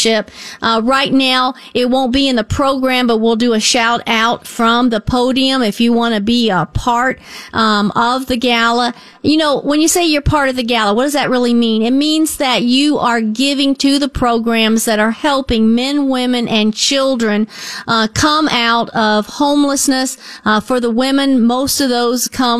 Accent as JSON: {"language": "English", "town": "Northport", "country": "United States", "moved": "as an adult", "said": "I'm really from Northport. I was there for many, many years before I married"}